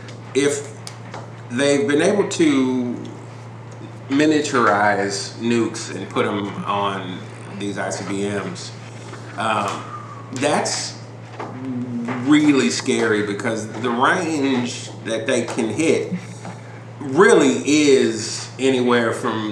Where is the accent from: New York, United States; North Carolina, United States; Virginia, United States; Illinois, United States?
Illinois, United States; Chicago; I'm from Chicago.